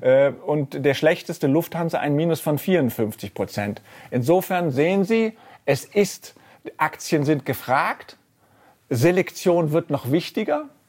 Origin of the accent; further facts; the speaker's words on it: Rhineland, Germany; now in Frankfurt, Germany; als Rheinländer